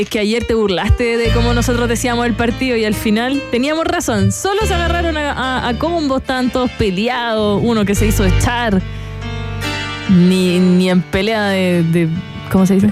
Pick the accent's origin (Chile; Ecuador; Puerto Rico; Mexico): Chile; a mí me gusta mi país